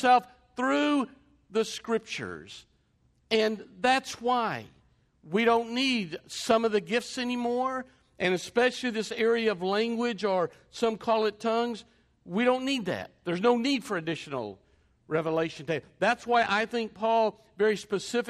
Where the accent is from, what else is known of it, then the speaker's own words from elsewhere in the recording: England, United Kingdom; an Englishman